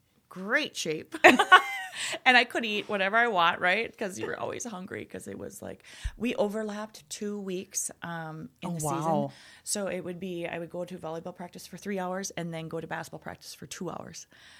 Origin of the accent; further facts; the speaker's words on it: Enderlin, North Dakota, United States; also born or lived in Crookston, Minnesota; I grew up in North Dakota, Enderlin, North Dakota.